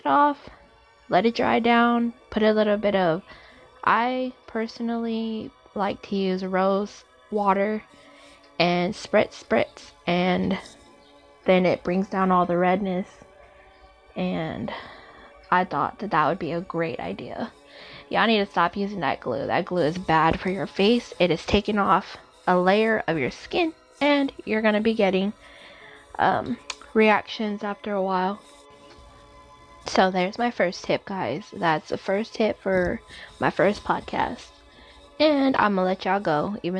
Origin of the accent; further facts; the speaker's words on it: Texas, United States; I'm from Texas, a big old state